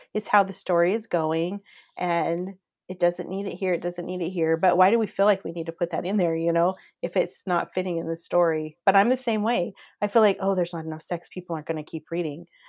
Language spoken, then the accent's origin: English; Coeur d'Alene, Idaho, United States; I grew up in Coeur d'Alene, Idaho